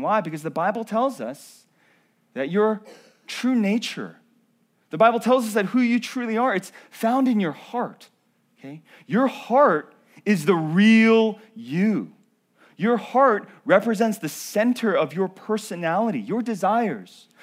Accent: North Carolina, United States; born or raised there

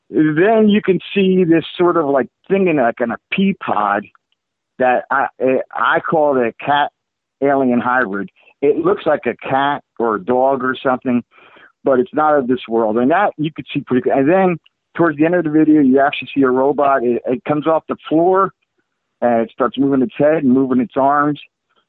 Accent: South River, New Jersey, United States; moved away as an adult; now in Florida, United States; I was born and raised in Jersey, in South River, New Jersey

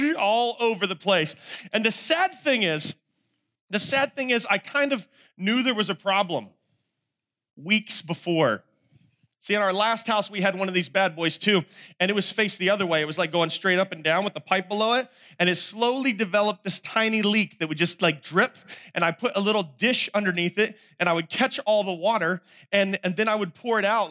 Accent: North Carolina, United States; I'm from North Carolina

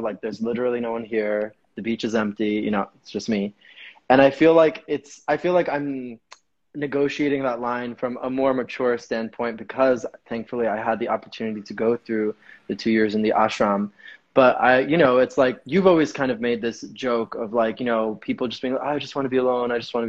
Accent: New York, United States; I've always learned that like as a New Yorker, as someone who grew up in different cultures

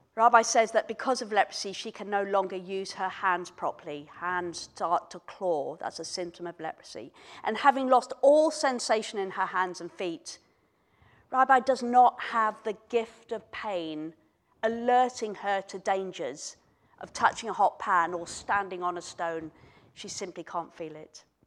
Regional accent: Kenya; moved away; I was born in Kenya, um, many, many years ago

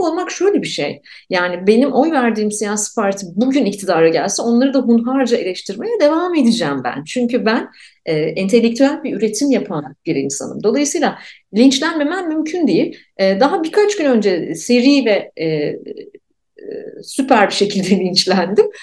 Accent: Ankara, Turkey; born or raised there

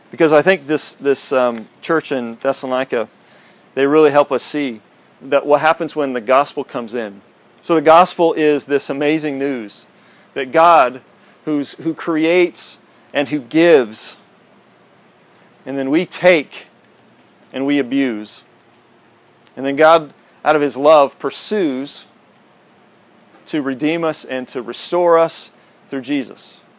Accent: Texas, United States; so I'm from, you know, I'm from Texas. That's kind of, it was like if, if you're from Texas, you're a Christian kind of a thing.

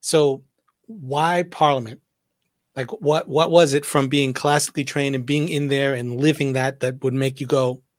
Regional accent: Massachusetts, United States; You don't know this because I'm actually born and raised in Massachusetts too. I'm from the North.

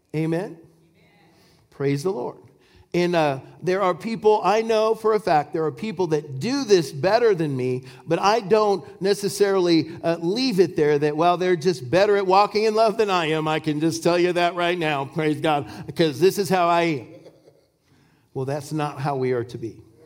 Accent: Washington, United States; I'm from Washington State, and, and apples grow over there. And, and uh, we, I, you know, when I, we bought a farm when I was just two years old

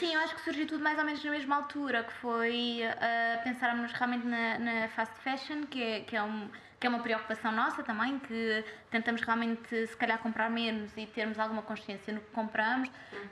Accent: Lisbon, Portugal; eu sou de Lisboa

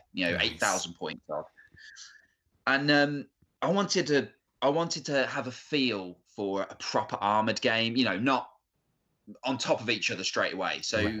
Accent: United Kingdom

